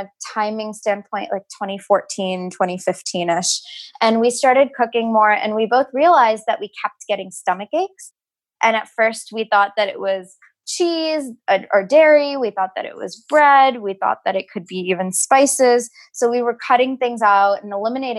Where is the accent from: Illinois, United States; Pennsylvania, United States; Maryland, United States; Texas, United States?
Texas, United States; Houston; moved away as an adult; also born or lived in New York City; now in California, United States; I grew up in Houston, Texas, moved to New York City for undergrad